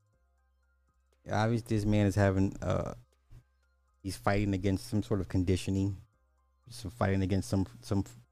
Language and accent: English; Illinois, United States; I'm from Illinois